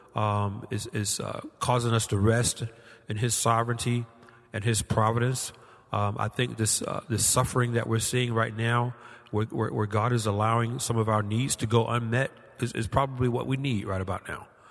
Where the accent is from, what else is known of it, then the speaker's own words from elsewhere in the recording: Georgia, United States; my home state of Georgia